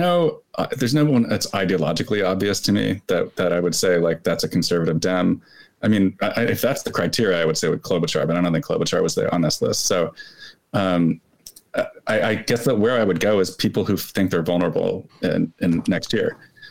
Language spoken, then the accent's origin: English; New Jersey, United States; I grew up in New Jersey